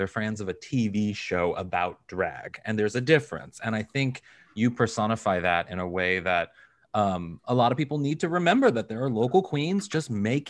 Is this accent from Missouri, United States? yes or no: yes; Kirkwood, Missouri, United States; I am from Kirkwood, Missouri